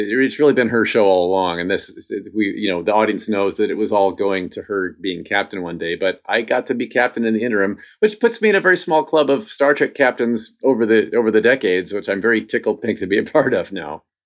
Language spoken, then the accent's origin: English; Indiana, United States; I grew up in Indiana, which is in the Midwest